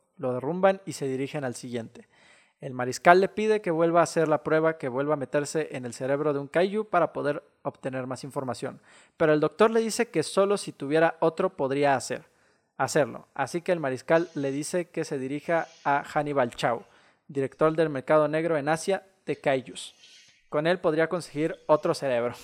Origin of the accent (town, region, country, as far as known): Mexico